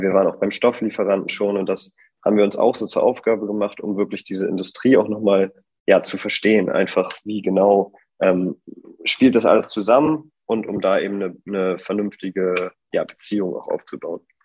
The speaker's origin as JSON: {"language": "German", "region": "Bremen", "country": "Germany", "tie": "born or raised there", "moved": "as an adult", "lives_now": "Hamburg, Germany", "said": "ich komme äh, ursprünglich aus Bremen, da bin ich geboren und habe da auch studiert. Mittlerweile wohne ich jetzt in Hamburg"}